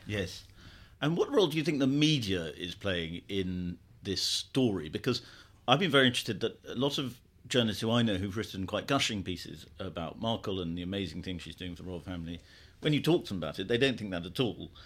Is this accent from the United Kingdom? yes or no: yes; United Kingdom